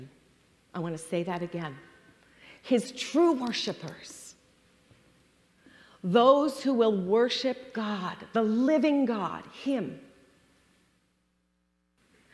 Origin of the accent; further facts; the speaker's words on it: Toronto, Ontario, Canada; moved away as an adult; now in United States; when the four of us moved from Canada, we're from Toronto, to the U.S. 23 years ago